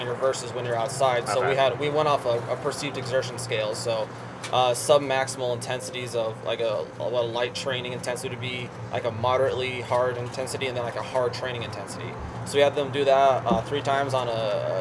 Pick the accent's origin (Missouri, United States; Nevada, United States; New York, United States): Nevada, United States; Las Vegas; I'm born and raised in Las Vegas.